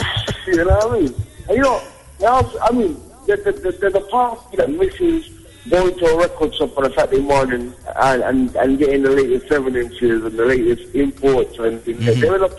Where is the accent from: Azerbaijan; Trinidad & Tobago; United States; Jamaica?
Jamaica; I'm like, no, I'm a Jamaican, man.